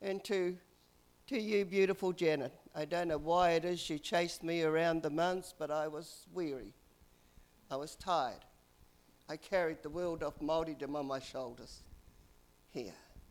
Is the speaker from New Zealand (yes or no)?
yes; New Zealand; moved away; also born or lived in South Island / Auckland; I grew up in the Coomera Patch